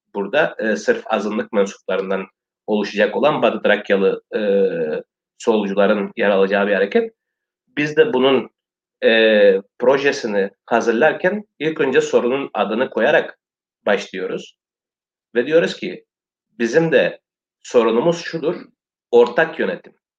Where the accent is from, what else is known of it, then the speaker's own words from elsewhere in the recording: Western Thrace, Eastern Macedonia and Thrace, Greece; Bizim azınlık birdir ve Türktür